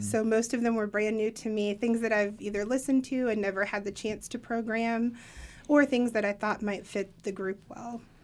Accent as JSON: {"language": "English", "region": "Appalachia", "country": "United States", "said": "I'm an Appalachian myself"}